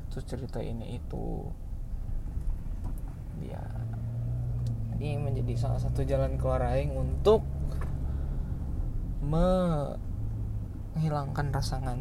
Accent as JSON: {"language": "Indonesian", "region": "West Java", "country": "Indonesia", "said": "gue ini adalah orang Sunda sebenarnya nggak sebenarnya sih pasti orang Sunda"}